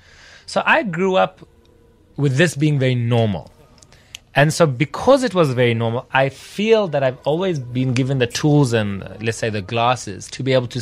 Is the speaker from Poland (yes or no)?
no; South Africa; I grew up from a very young age being exposed to the reality of our country.